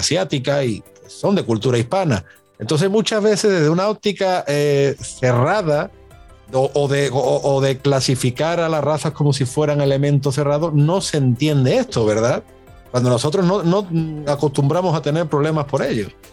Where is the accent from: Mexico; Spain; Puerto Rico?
Spain; moved away as an adult; como muchos españoles que nos conocimos al otro lado del charco